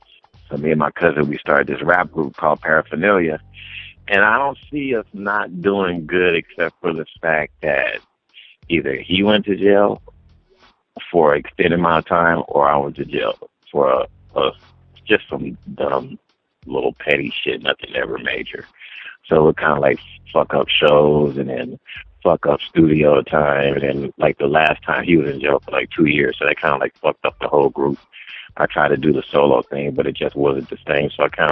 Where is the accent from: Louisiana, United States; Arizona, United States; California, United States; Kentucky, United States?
California, United States; Watts; Watts, California.